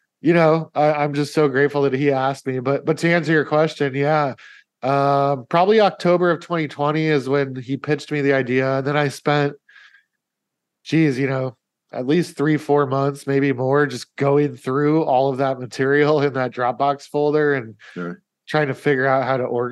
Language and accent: English; Omaha, Nebraska, United States; I was living in Omaha, which is my hometown